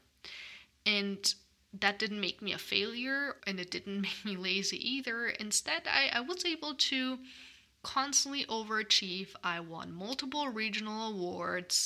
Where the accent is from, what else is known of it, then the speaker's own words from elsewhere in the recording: Germany; now in United States; In my home country of Germany